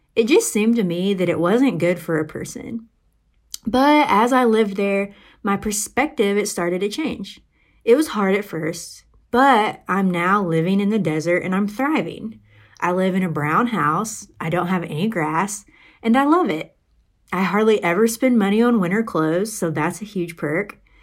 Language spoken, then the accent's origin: English; Arkansas, United States; moved away as an adult; now in Arizona, United States; I grew up in Arkansas, and I actually went to University of Arkansas for college.